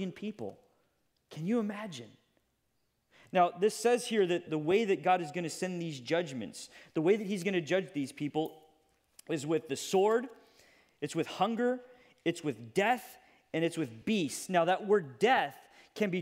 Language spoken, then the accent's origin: English; United States; as an American